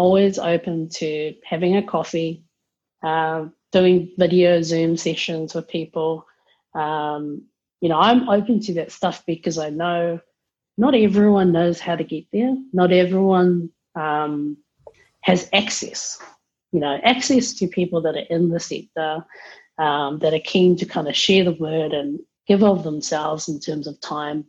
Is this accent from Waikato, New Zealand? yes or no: no; Auckland, New Zealand; now in Wellington, New Zealand; I'm originally from Auckland, best city in New Zealand